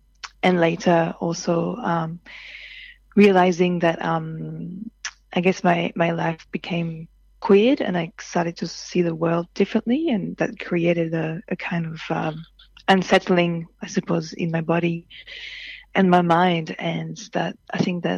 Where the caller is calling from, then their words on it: Paddington, New South Wales, Australia; So I'm calling from the university at UNSW in Paddington because I'm doing research here.